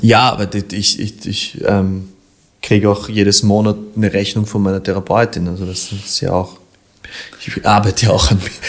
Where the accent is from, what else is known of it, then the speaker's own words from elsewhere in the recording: Vienna, Austria; da bin ich ein Wiener